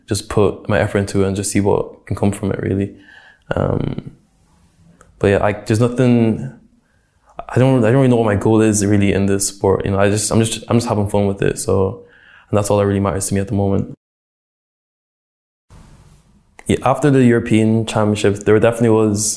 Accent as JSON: {"language": "English", "town": "Dundalk", "region": "County Louth", "country": "Ireland", "tie": "born or raised there", "said": "I think Dundalk was a pretty cool place to grow up. You know, when I tell people I'm from Dundalk"}